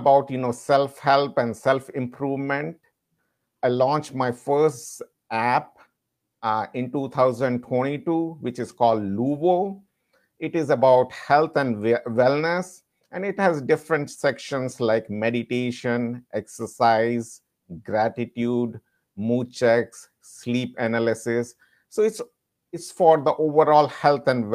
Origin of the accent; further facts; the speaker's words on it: India; moved away as an adult; also born or lived in London, United Kingdom; now in United States; I'm from India. I have lived there for 26 years, and I completed my pharmacy school from India